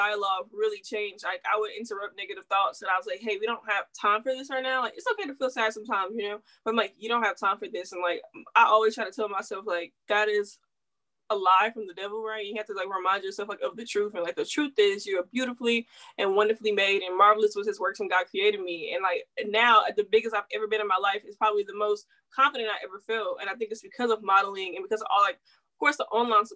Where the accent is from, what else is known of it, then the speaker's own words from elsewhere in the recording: Houston, Texas, United States; also born or lived in Louisiana / Washington, D.C.; I'm from Houston, Texas, Houston fed and bred for sure. I lived in Louisiana for a small bit